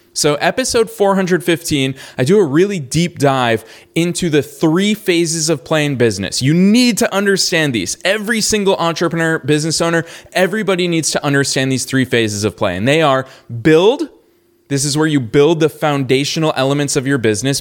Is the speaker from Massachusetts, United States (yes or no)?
yes; Boston, Massachusetts, United States; also born or lived in Los Angeles; now in Florida, United States; Growing up in Boston